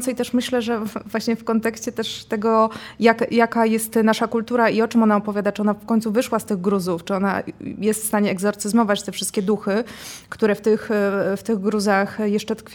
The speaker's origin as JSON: {"language": "Polish", "town": "Warsaw", "region": "Masovian Voivodeship", "country": "Poland", "said": "też jestem warszawianką"}